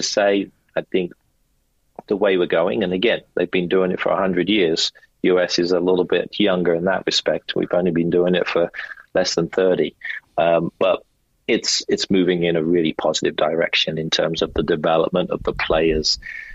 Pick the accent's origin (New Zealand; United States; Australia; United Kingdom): United Kingdom; Slough, South East England; It's my hometown.